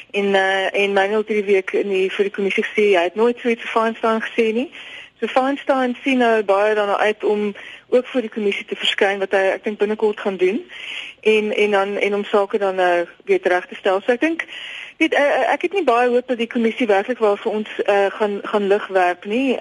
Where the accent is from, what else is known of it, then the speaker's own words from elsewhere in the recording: South Africa; ons het baie as Suid-Afrikaners